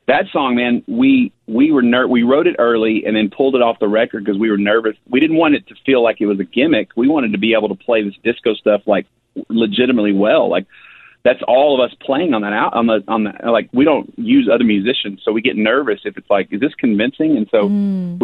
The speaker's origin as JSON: {"language": "English", "region": "Texas", "country": "United States", "tie": "born or raised there", "also_born_or_lived": "Dallas, Texas", "moved": "as an adult", "lives_now": "Nashville, United States", "said": "the way I grew up in Texas."}